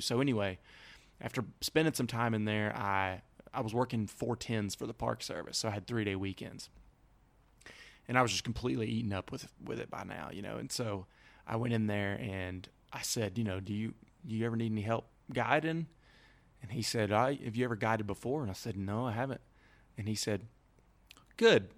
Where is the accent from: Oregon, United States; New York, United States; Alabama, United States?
Alabama, United States; moved away as an adult; growing up in Alabama